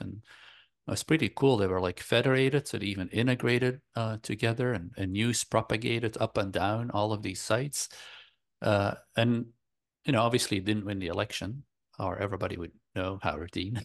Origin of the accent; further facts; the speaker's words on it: Belgium; I grew up in Belgium in Europe